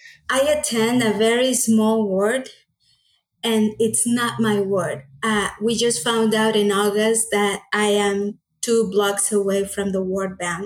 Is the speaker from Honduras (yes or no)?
yes; Honduras; English is a second language; I was born and raised here. Yes.